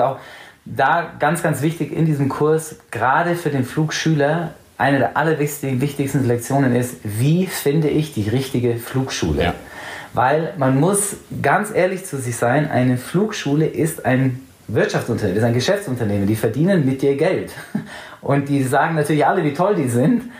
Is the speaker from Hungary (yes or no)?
no; England, United Kingdom; also born or lived in Allgäu, Germany; now in Munich, Germany; da, wo ich in England eben teils aufgewachsen bin, ist sehr, sehr ländlich